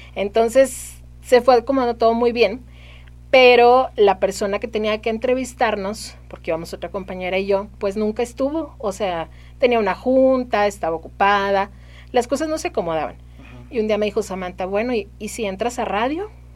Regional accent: Saltillo, Coahuila, Mexico; Soy de aquí de Saltillo

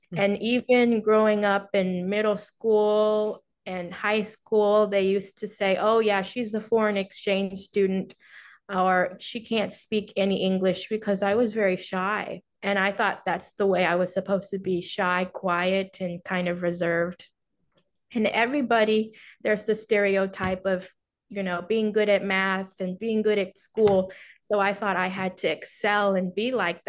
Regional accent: Houston, Texas, United States; also born or lived in Wuhu, China; growing up in Houston, Texas, a pretty diverse place

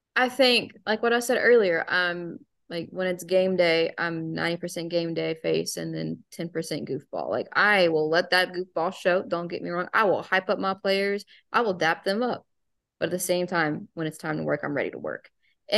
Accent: the South, United States; accent: Southern; the Southern charm gonna come out because my accent, like I got accent now

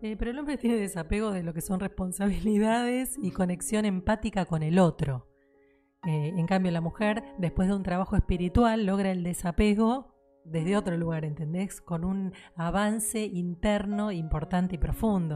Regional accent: Argentina; lo que somos en Argentina, de lo que es la idiosincrasia acá

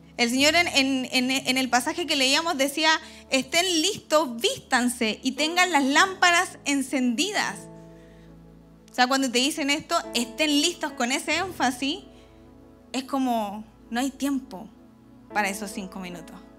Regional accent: Chile; Aquí decimos como buen chileno

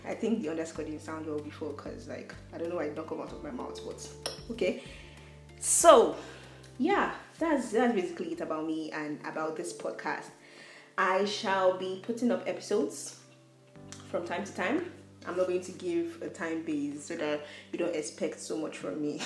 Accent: Nigeria; I am a Nigerian

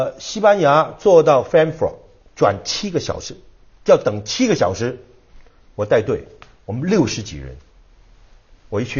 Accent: China; 我们后来 No No No，We not Japanese，We Chinese。

